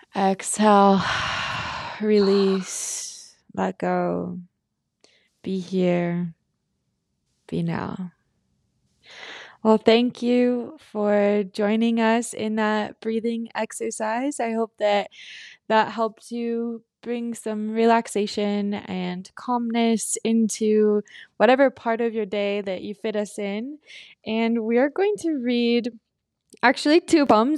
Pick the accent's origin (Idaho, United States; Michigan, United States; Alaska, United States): Idaho, United States; Filer; we're from Filer, Idaho, and it's a really small town. When we were growing up, it was probably eighteen hundred people.